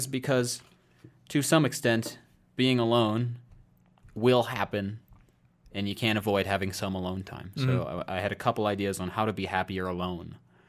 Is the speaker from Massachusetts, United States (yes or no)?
no; Iowa, United States; moved away; I moved out of my home state of Iowa largely because I wanted to make sure I didn't just kind of get so comfortable I would never leave.